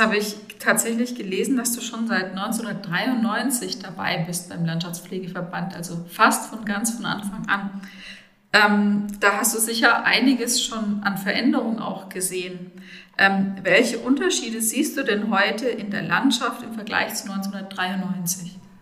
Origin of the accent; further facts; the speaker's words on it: Bad Neustadt an der Saale, Bavaria, Germany; moved away as an adult; ich bin Rhönerin, in Bad Neustadt geboren und aufgewachsen.